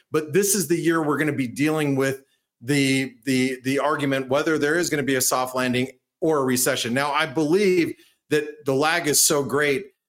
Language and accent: English; United States; speaking as an American, being here in the United States